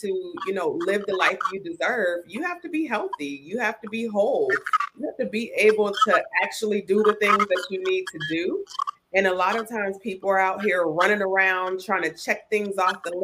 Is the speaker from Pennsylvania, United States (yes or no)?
no; Ohio, United States; moved away as an adult; now in Tampa, United States; I reside in Tampa, Florida. I'm from Ohio. I'm an Ohio girl